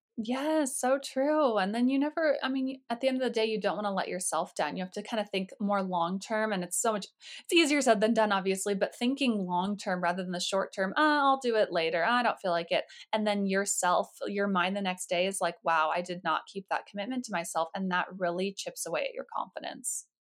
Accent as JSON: {"language": "English", "region": "Colorado", "country": "United States", "tie": "born or raised there", "said": "I grew up in Colorado"}